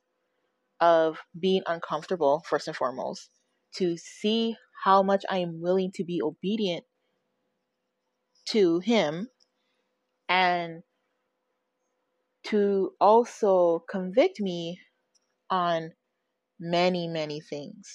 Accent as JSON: {"language": "English", "country": "United States", "tie": "born or raised there", "moved": "yes", "lives_now": "California, United States", "said": "I am from a different state. I am not from the state of California. I am the only person in my immediate family that is in California. Everybody else is back in my home state."}